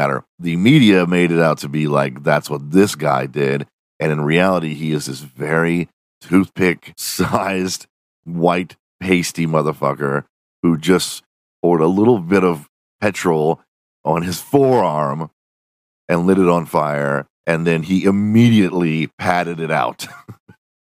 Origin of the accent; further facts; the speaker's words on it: Texas, United States; I grew up in Texas, and I gotta say, it was always hot